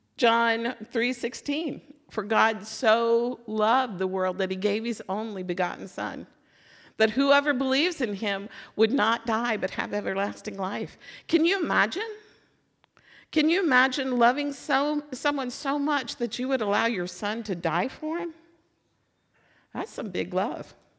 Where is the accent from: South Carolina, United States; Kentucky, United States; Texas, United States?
Kentucky, United States; Louisville; so I'm from Louisville